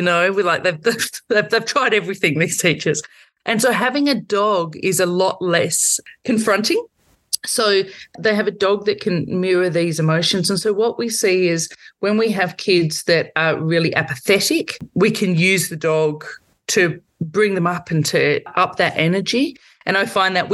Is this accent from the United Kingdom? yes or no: no; Victoria, Australia; I'm from Victoria